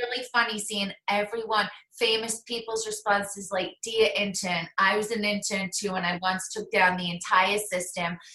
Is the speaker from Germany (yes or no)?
no; England, United Kingdom; now in United States; I'm English